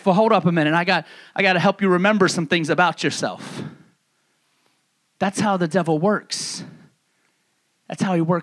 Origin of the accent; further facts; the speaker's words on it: New York, United States; moved away; the people that I grew up with back in New York